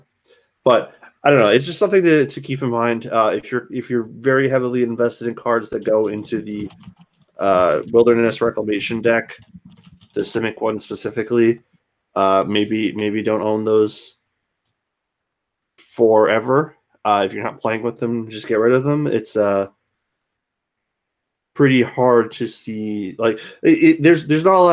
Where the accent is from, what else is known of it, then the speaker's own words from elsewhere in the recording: New York, United States; now in Florida, United States; I'm a New Yorker. I retired early